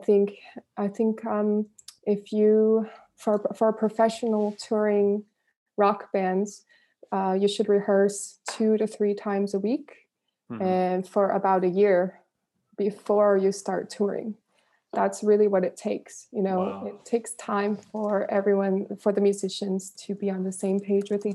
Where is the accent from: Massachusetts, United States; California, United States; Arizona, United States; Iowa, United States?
California, United States; Northern; I grew up in Northern California, and I was surrounded by a lot of musicians.